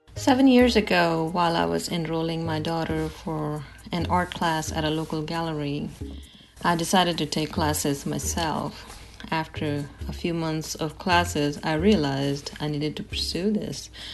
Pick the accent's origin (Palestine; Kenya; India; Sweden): India; moved away as an adult; now in Atlanta, United States; I'm from India. I was born and raised there. I came to the United States in two thousand